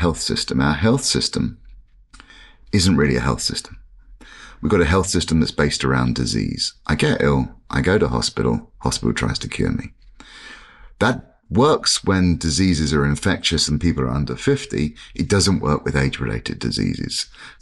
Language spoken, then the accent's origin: English; London, United Kingdom; when I was a kid growing up in London, it was typical London family